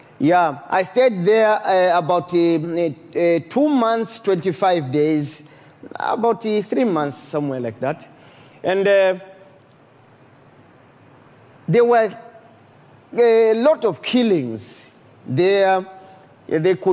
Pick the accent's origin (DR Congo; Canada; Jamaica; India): DR Congo; also born or lived in Burundi; I'm from Congo. Yeah. When war broke in Congo, I was sent by my parents to go and do my studies in Burundi.